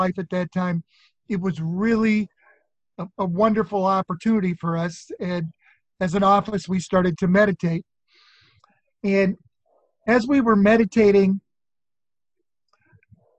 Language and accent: English; Nebraska, United States; I'm from Nebraska, and my father had gone to graduate school in 1962